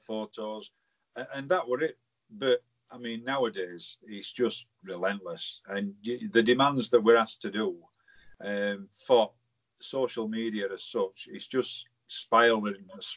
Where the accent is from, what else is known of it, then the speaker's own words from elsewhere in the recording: Barnsley, Yorkshire and the Humber, United Kingdom; born and bred in Hathersley.